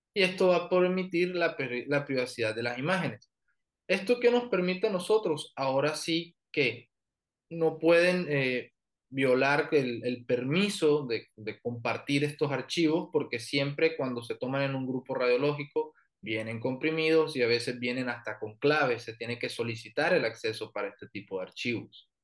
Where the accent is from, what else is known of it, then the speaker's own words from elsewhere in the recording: Barranquilla, Atlántico, Colombia; moved away as an adult; now in Mexicali, Mexico; Soy de Colombia, soy del norte, que es de eh, Barranquilla